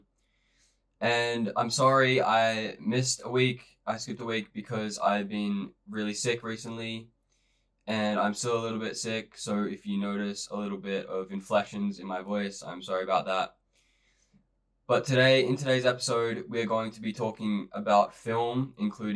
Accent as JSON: {"language": "English", "country": "Australia", "said": "I'm from Australia"}